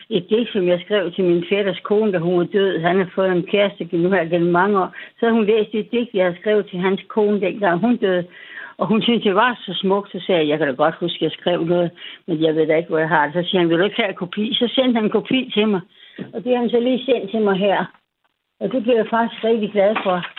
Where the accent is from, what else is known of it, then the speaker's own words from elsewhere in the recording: West Jutland, Central Denmark Region, Denmark; moved away; Jeg er fra oh, Vestjylland. Det er jo det. Jeg er fra Vestjylland.